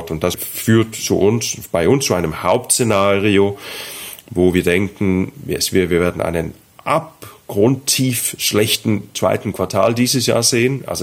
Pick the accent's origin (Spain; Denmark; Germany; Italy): Denmark; German is a second language; Ich bin Däne.